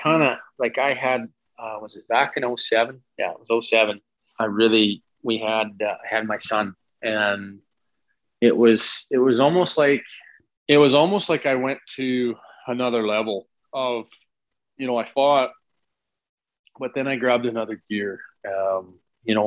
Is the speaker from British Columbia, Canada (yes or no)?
no; Saskatoon, Saskatchewan, Canada; I grew up watching Belak in Saskatoon